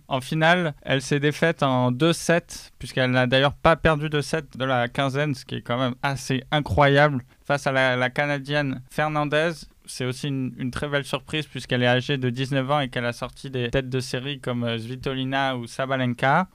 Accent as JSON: {"language": "French", "country": "France", "said": "on est français"}